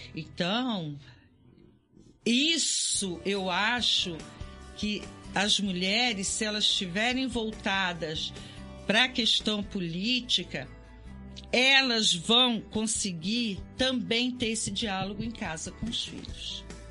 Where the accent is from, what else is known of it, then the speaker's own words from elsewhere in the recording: Volta Redonda, Rio de Janeiro, Brazil; eu morava em Volta Redonda, eu sou de Volta Redonda, nascido em Volta Redonda